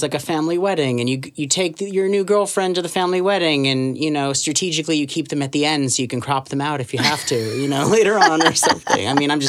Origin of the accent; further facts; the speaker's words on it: Orlando, Florida, United States; I grew up in the South, like in Florida. So, it's not like the area I was in wasn't like all swamp and backwater like a lot of people picture. It was like Central Florida, like Orlando.